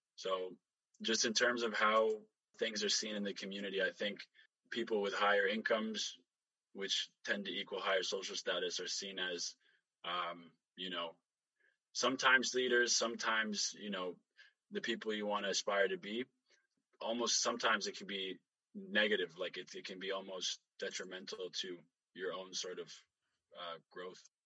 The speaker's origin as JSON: {"language": "English", "country": "Canada", "tie": "born or raised there", "said": "when we immigrated here, I was five, super young. We grew up in the North End"}